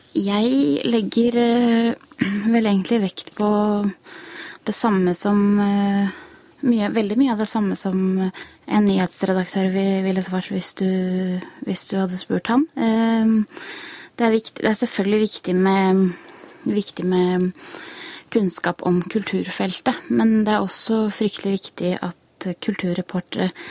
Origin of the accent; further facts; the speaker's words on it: Iceland; now in Norway; jeg er jo islandsk og leser islandske aviser